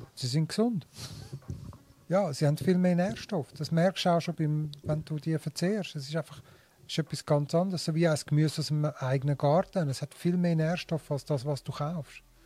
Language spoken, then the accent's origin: German; Switzerland; also born or lived in Linthal, Glarus; bei uns in der Schweiz